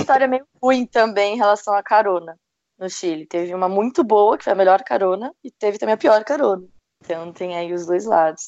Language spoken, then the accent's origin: Portuguese; Brazil; era brasileira